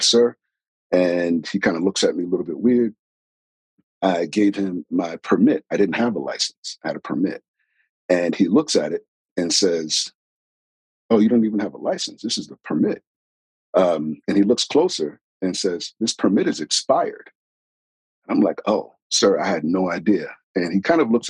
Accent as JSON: {"language": "English", "region": "New York", "country": "United States", "said": "I'm originally from New York"}